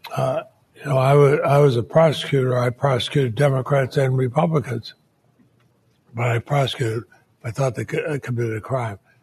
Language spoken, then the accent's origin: English; Montpelier, Vermont, United States; I grew up in Montpelier, Vermont.